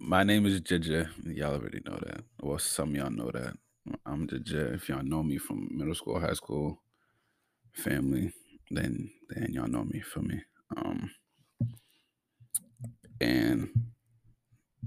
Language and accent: English; Brockton, Massachusetts, United States; I come from Brockton, Mass